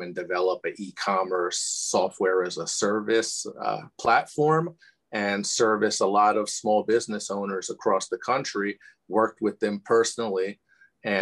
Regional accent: Bloomfield, New Jersey, United States; also born or lived in Livingston, New Jersey / Sayreville, New Jersey; I was born in Livingston. So coincidence, and grew up in Bloomfield and really went to school and everything through in Sayreville

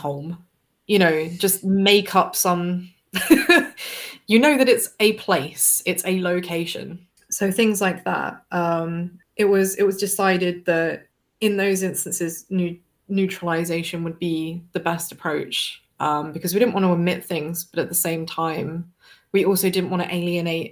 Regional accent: Devon, South West England, United Kingdom; I come from Devon, so for me that's just my normal accent

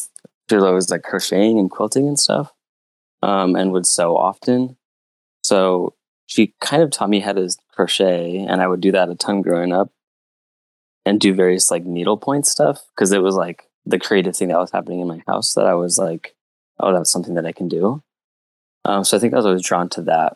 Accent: Utah, United States; moved away as an adult; now in Portland, United States; I grew up in a pretty small town in Utah

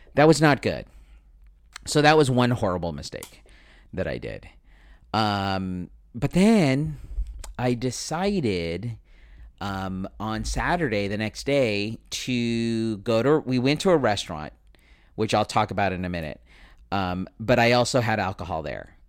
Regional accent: United States; I am Filipino American

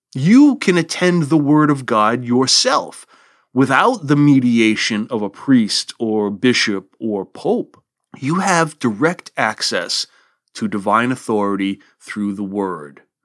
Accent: United States; here, In the good old U S

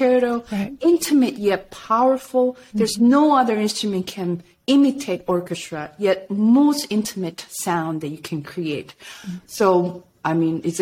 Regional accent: Busan, South Korea; English is a second language; moved away as an adult; staying in Busan, which is my hometown

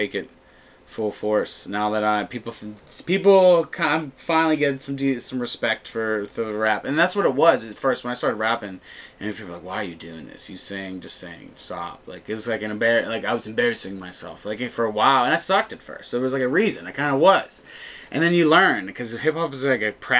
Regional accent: Natrona Heights, Pennsylvania, United States; I'm originally from the Trenum, Natrona Heights area, down 28

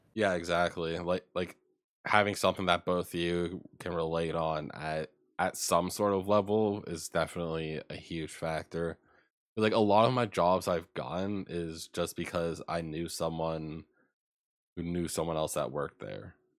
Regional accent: Ontario, Canada; moved away as an adult; I was born and raised in Ontario and that I moved out moved out there, like, recently at the time

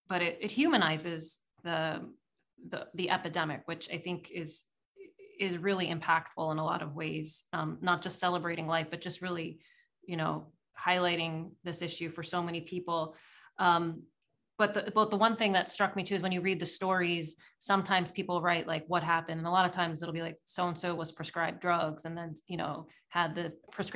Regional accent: small town Pennsylvania, United States; now in New York City, United States; I'm in New York City and more so in small town Pennsylvania where I grew up

